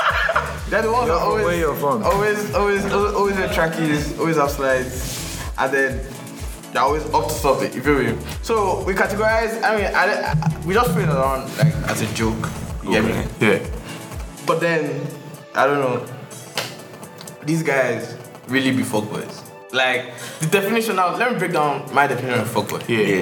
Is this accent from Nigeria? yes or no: yes; Lagos, Nigeria; So where I come from, I'm from Lagos.